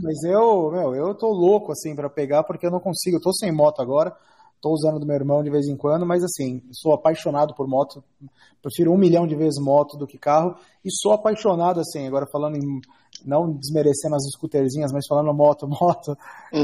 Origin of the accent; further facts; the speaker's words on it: São Paulo, Brazil; eu sou nascido e criado na Zona Leste de São Paulo